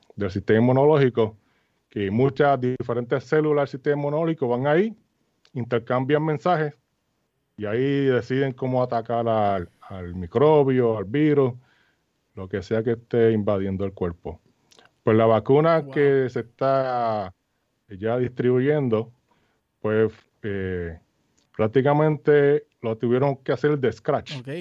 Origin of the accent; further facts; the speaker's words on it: Arroyo, Puerto Rico; moved away as an adult; now in United States; yo soy natural de Arroyo